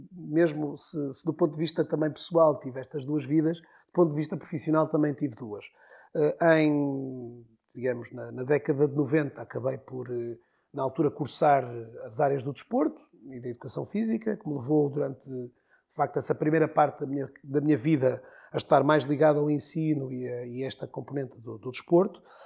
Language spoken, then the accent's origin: Portuguese; Porto, Norte, Portugal; moved away as an adult; also born or lived in Maia; now in Viana do Castelo, Portugal; nasci no Porto, vivi uma primeira fase da minha vida a Porto, Maia, mais concretamente, também Porto e Maia